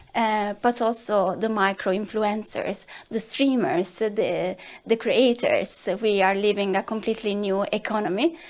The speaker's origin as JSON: {"language": "English", "country": "Italy", "accent": "Italian", "said": "I'm Italian, as you can assume from my accent"}